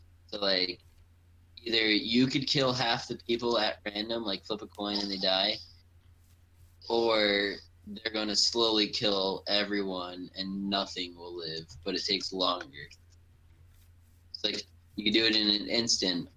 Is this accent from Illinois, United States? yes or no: no; Long Island, New York, United States; accent: Long Island; my, you know, Long Island accents